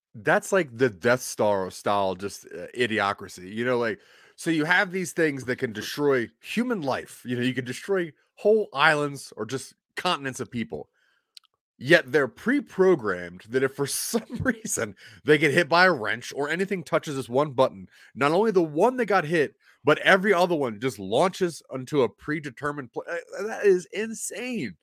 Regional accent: Maryland, United States; moved away as an adult; also born or lived in Delaware; now in Colorado, United States; I was born in Maryland. Uh, my parents divorced and moved to Delaware. My dad moved to Delaware, so I'm a Maryland boy more than anything.

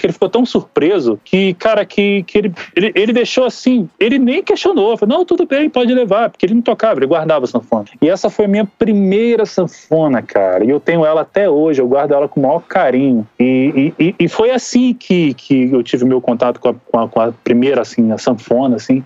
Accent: Rio de Janeiro, Brazil; eu sou nascido e criado no Rio de Janeiro, sou ali de um lugar chamado Jardim América

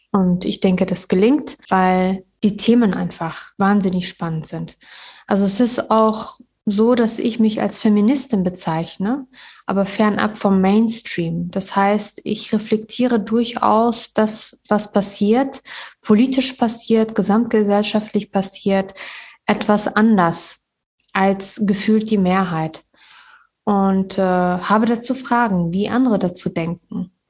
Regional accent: Kabul, Afghanistan; now in Münster, Germany; Ich bin 1980 mit meiner Familie aus Kabul nach Münster geflüchtet und habe sehr schöne Erinnerungen und äh, Erfahrungen gemacht

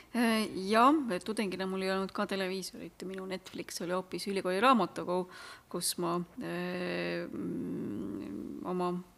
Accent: Simuna, Lääne-Viru County, Estonia; now in Tartu, Estonia; ma olen pärit ähm, sellisest kohast, mis on kolme mäe

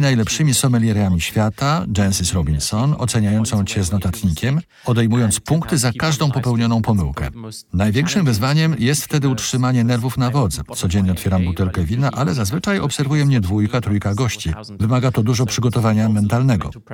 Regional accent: Cologne, North Rhine-Westphalia, Germany; Polish is a second language; moved away as an adult; also born or lived in Rheingau, Germany; now in Zurich, Switzerland; pochodzę z kolonii w Niemczech, miasta, które skupia się na piwie

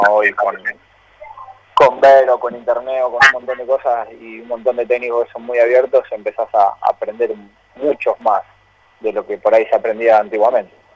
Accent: Godeken, Santa Fe, Argentina; now in Rosario, Argentina; en el club de mi pueblo

